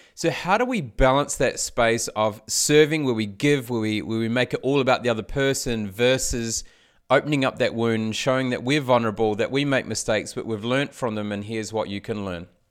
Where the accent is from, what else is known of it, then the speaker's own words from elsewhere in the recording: New Zealand; now in Australia; I grew up in New Zealand. I live in Australia